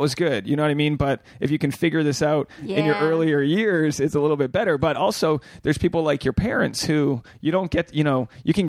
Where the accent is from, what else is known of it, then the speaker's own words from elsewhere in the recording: New England, United States; being from New England, the Catholic stamp on upbringing is so strong there